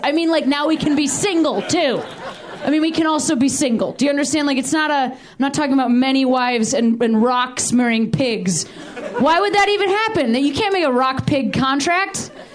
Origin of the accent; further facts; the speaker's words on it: Illinois, United States; my home state of Illinois